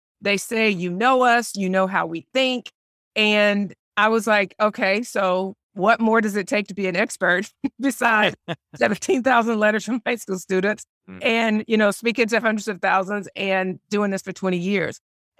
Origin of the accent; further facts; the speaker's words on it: Spartanburg, South Carolina, United States; So I grew up in Spartanburg, South Carolina, graduated from Furman University, started out after college working for Procter & Gamble.